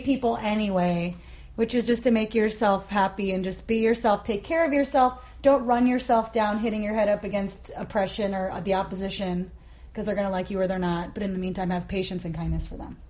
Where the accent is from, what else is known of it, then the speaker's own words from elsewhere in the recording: Kansas, United States; now in Portland, United States; I don't want to feel homeless in my hometown.